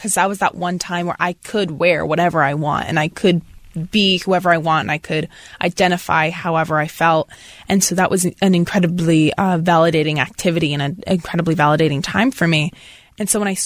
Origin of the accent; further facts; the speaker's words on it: Portland, Maine, United States; I'm from Maine.